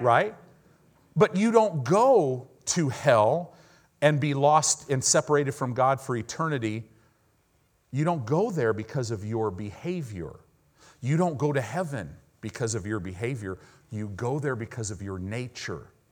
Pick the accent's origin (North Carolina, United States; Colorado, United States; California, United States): California, United States; Southern; I grew up in Southern California